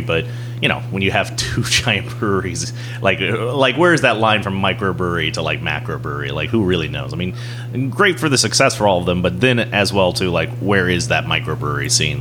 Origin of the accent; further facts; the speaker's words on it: North Carolina, United States; moved away; I grew up in North Carolina